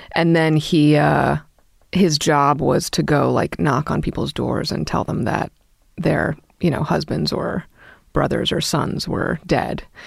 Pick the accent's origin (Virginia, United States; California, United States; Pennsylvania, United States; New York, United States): New York, United States; New York City; I grew up in Brooklyn